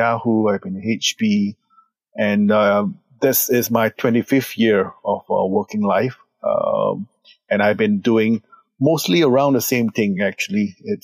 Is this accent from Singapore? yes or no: yes; Singapore; I'm from Singapore